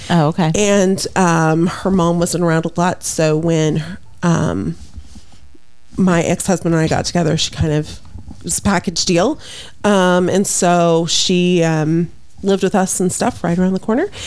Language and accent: English; Midwest City, Oklahoma, United States; Um, Midwest City.